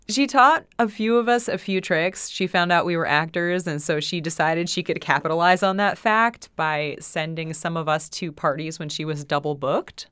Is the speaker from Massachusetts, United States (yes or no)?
yes; West Springfield, Massachusetts, United States; I'm from West Springfield